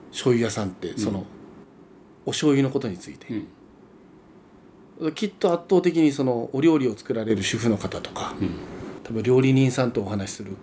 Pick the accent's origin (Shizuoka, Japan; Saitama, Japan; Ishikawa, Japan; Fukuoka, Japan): Fukuoka, Japan; Itoshima; 僕がそのずっとこの船越なんですよ。